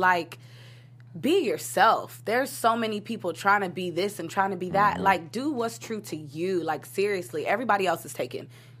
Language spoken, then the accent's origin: English; Nigeria; Because I'm Nigerian. I don't know if anybody knows about the Nigerian culture